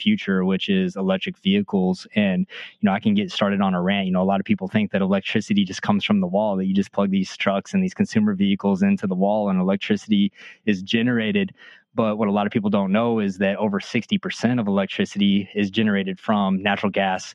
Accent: Midland, Texas, United States; I grew up in Midland, Texas, in West Texas

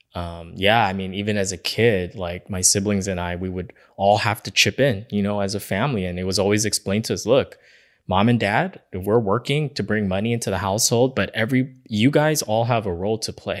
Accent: Los Angeles, California, United States; where we grew up in East Los Angeles

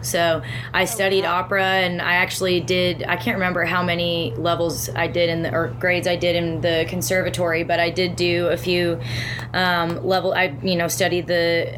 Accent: Canada

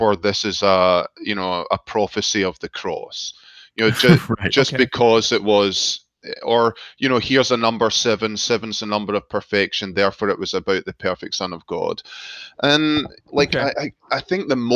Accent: Glasgow, Scotland, United Kingdom; moved away as an adult; also born or lived in Scottish Highlands; now in United States; I was born and brought up in Glasgow

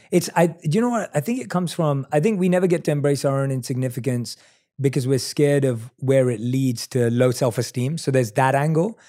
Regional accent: London, United Kingdom; I'm a kid from London. Like, I didn't grow up with lots of comforts

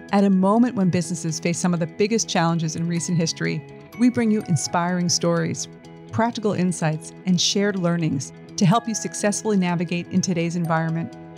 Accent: New York City, New York, United States; I grew up in the East Village

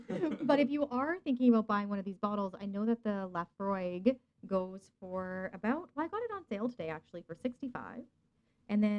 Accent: Fort McMurray, Alberta, Canada; now in British Columbia, Canada; Come on, I'm from Fort McMurray.

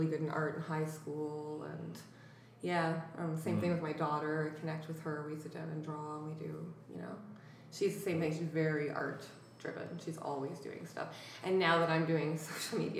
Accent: Happy Valley-Goose Bay, Newfoundland and Labrador, Canada; moved away as an adult; now in Halifax, Canada; In Labrador, in Goose Bay, Labrador

